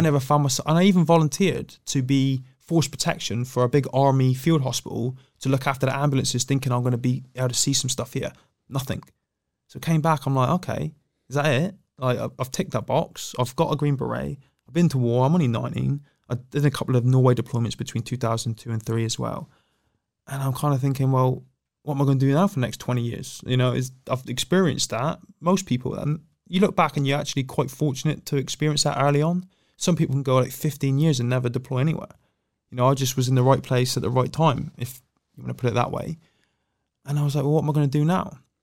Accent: Plymouth, South West England, United Kingdom; I was born in Plymouth and raised in Plymouth

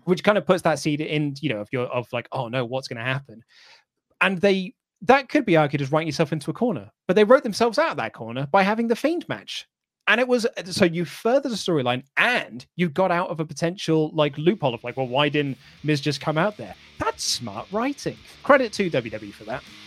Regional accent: United Kingdom; as British fans

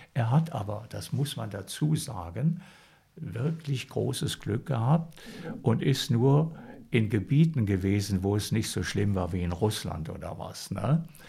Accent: Sauerland, North Rhine-Westphalia, Germany; also born or lived in Münster / Heiligenstadt, Thuringia; sind wir dann von Heiligenstadt da ins Sauerland gekommen.

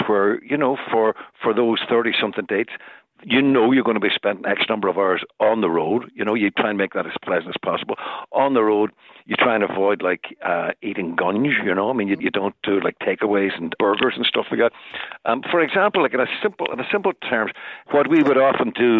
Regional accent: Derry, Northern Ireland, United Kingdom; my days as a kid growing up in Derry

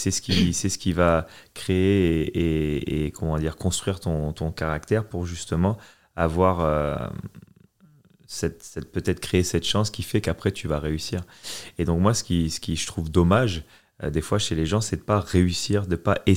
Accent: France; Et, surtout en grandissant en France, euh, mon père, il voulait être sûr que, que je sois prêt.

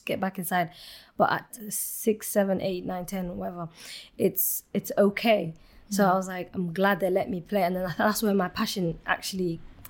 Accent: Somalia; So Somalia, when I was born, the war started well before I was even born. But Somalia, I would say from my childhood memories, we got to learn to live with every

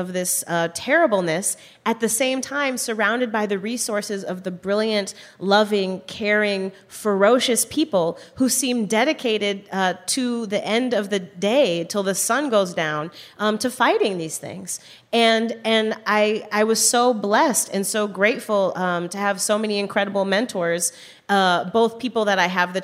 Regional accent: Chicago, Illinois, United States; I grew up, I came of age in Chicago in the 90s

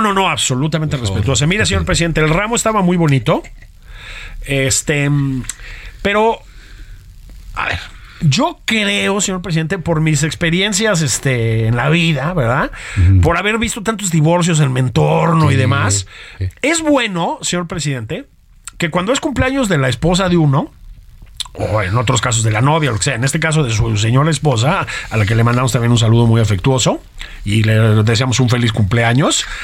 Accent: Mexico

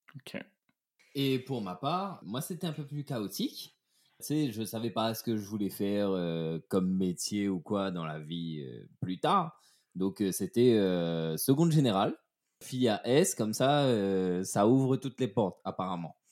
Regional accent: Saint-Leu, Réunion; moved away as an adult; also born or lived in Saint-Pierre, Réunion / Saint-Philippe, Réunion; je suis né à Saint-Pierre et j'ai vécu à mi-temps entre la Chaloupe Saint-Leu et Saint-Philippe, mais plus à la Chaloupe Saint-Leu

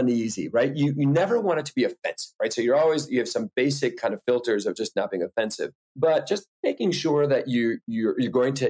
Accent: rural Wisconsin, United States; I'm originally from Wisconsin

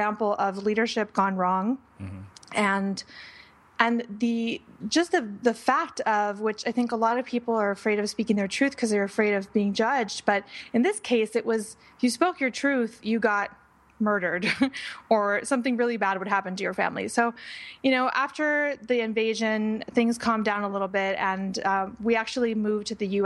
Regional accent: Panama; I was born in Panama, the country. And I was growing up in Panama during a time where there was a lot of political unrest

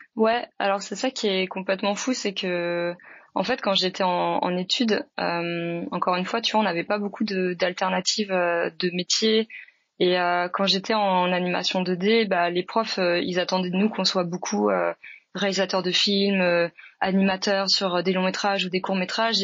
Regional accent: France; moved away as an adult; now in Montreal, Canada; je suis française, mais ça fait 10 ans que je vis au Canada et 5 ans que je suis entre Paris et Montréal maintenant

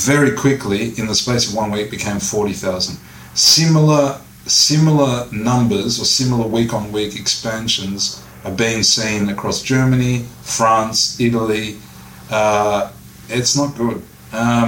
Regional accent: Australia; moved away as an adult; I'm Australian born and bred

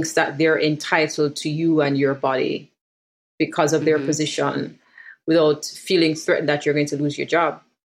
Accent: Jamaica; a millennial Jamaican woman living in Kingston.

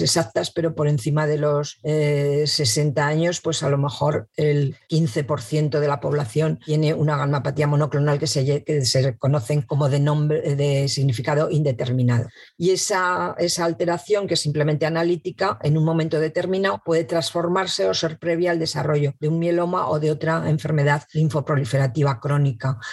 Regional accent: Madrid, Community of Madrid, Spain; now in Zaragoza, Spain; nací en Madrid, pero vivo en Zaragoza desde hace muchísimo tiempo

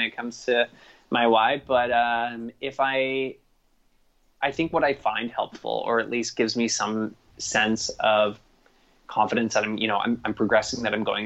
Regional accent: Toronto, Ontario, Canada; moved away as an adult; growing up in a city, growing up in Toronto, I was and going to school there, even university there, working there through my whole life

